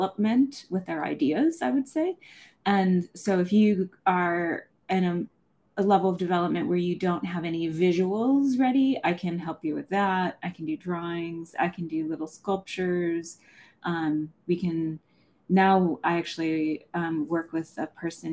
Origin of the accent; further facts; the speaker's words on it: Somerset County, Pennsylvania, United States; now in Chicago, United States; I grew up in Pennsylvania